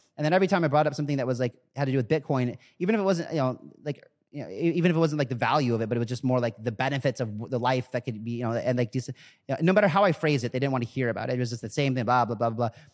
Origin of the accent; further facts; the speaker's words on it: United States; I'm born in America, so I'm American.